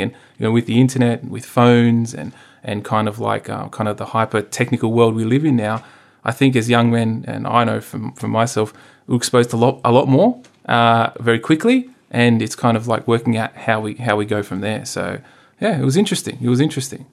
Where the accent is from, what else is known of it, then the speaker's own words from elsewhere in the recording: Sydney, New South Wales, Australia; I grew up out in the Hills District